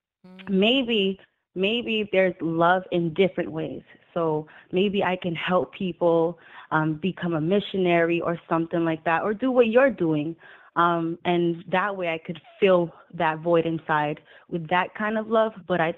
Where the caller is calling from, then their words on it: Massachusetts, United States; I'm calling from Massachusetts.